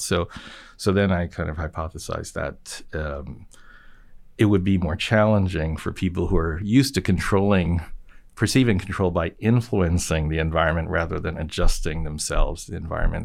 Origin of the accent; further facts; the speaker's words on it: Japan; moved away; I grew up in Japan